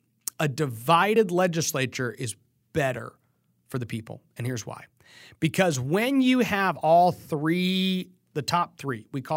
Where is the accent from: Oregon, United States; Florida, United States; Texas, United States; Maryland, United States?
Texas, United States; You're thinking, man, I'm a Texan. Shouldn't I have the same gun rights as a Vermontian?